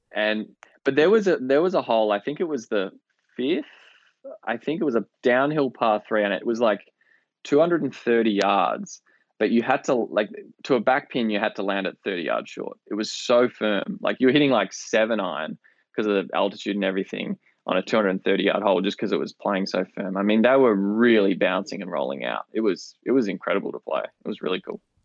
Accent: Perth, Western Australia, Australia; moved away as an adult; also born or lived in Melbourne, Australia / St Andrews, Scotland; coming from Australia, other side of the world

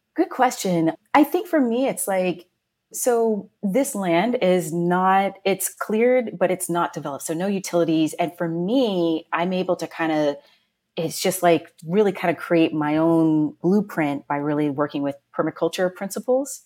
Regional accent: Woodbridge, Virginia, United States; moved away as an adult; now in New York City, United States; Woodbridge, Virginia

